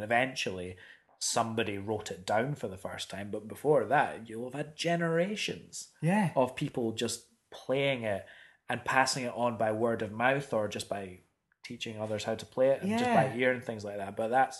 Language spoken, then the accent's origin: English; Scotland, United Kingdom; I'm Scottish as well.